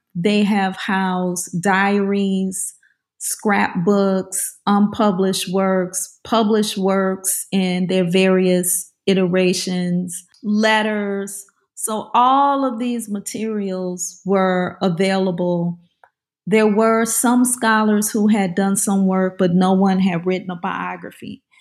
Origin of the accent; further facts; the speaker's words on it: New Orleans, Louisiana, United States; I grew up in the New Orleans area